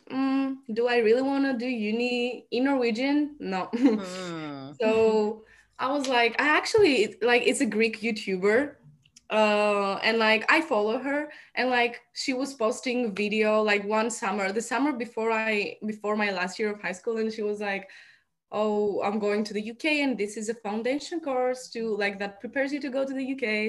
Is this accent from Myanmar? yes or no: no; Albania; also born or lived in Greece; now in United Kingdom; I'm from Albania, my parents are from Albania